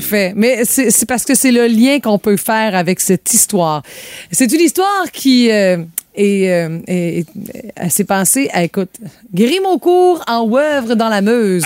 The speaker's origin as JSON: {"language": "French", "town": "Sainte-Félicité", "region": "Quebec", "country": "Canada", "tie": "born or raised there", "also_born_or_lived": "Rimouski", "moved": "yes", "said": "quand j'étais jeune à Sainte-Félicité, le sous-sol n'était pas fini"}